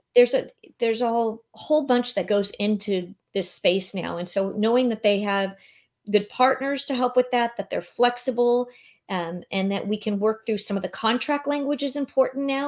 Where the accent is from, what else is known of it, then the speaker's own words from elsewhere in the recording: San Diego, California, United States; moved away as an adult; now in Naples, United States; I was born and raised in San Diego, so I left here in two thousand eighteen